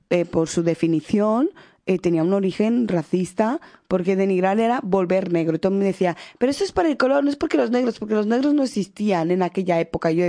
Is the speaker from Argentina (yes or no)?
no; Equatorial Guinea; Y si encima yo sospechaba que podía ser de Guinea Ecuatorial, de mi país, ay, ¿de dónde eres?